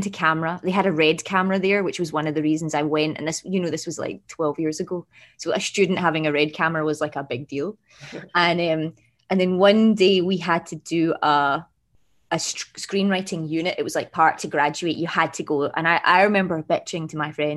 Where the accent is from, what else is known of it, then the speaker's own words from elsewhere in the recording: Glasgow, Scotland, United Kingdom; moved away; also born or lived in London; So I grew up in Glasgow in Scotland, as my accent, my very subtle accent might give away